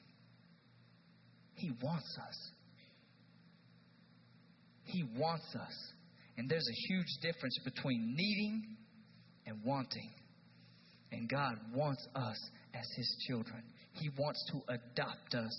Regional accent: East Tennessee, United States; I'm from East Tennessee

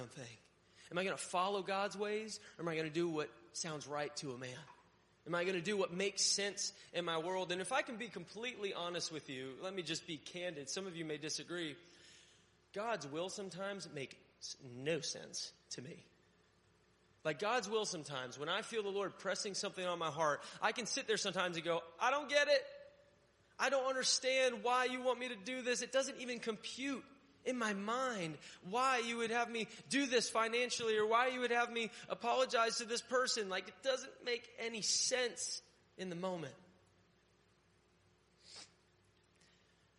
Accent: Connecticut, United States; moved away; also born or lived in Florida; I grew up in Connecticut

